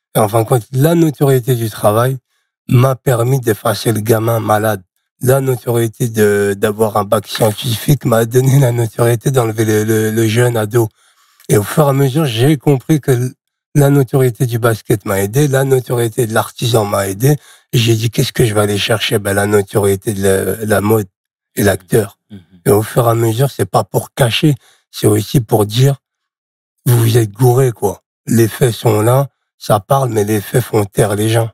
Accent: Charleville-Mézières, Grand Est, France; moved away as an adult; also born or lived in Nouzonville; Je suis né à Charleville-Mézières dans les Ardennes.

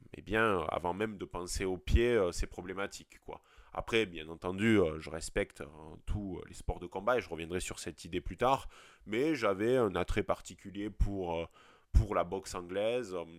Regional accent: France; accent: provincial, rural; moved away; also born or lived in Montpellier / Lyon / Paris; j'ai beau venir de la, de la, province et même de, la campagne, mon accent le démontre parfaitement

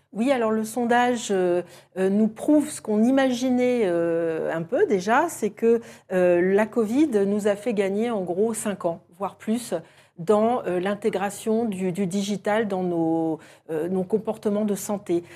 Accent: France

